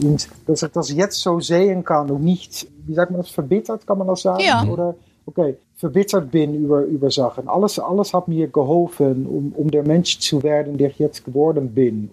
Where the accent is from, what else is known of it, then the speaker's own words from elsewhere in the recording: Netherlands; German is a second language; bin ich aus Holland